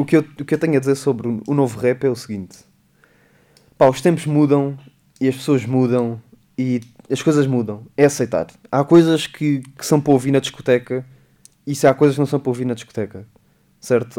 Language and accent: Portuguese; Beja, Beja District, Portugal; é o pé de Beja, é o pé da minha terra